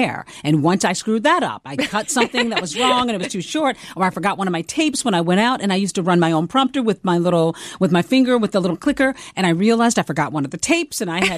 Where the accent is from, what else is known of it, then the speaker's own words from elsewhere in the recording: the South, United States; accent: Southern; I just was determined to like lose my Southern accent. So I worked on that myself.